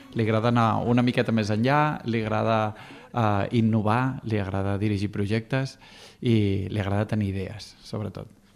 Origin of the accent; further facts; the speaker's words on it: Bellmunt del Priorat, Catalonia, Spain; sóc de Veïmunt del Priorat